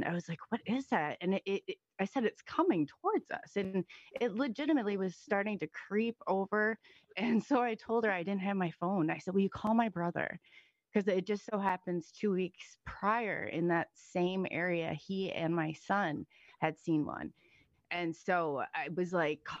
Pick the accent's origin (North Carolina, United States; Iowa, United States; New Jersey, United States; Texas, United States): Iowa, United States; I'm from Iowa